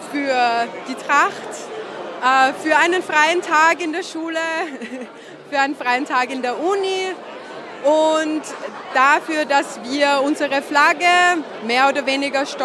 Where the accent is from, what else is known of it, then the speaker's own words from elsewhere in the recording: Austria; Ich bin aus Österreich, wie man vielleicht hört.